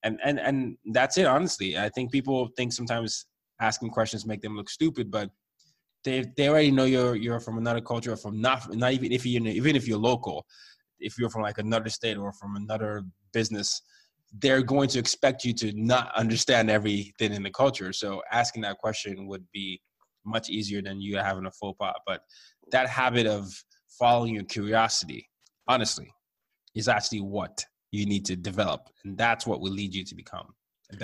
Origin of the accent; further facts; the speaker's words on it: Nigeria; My parents were very nervous for me. I'm the oldest. I'm from Nigeria.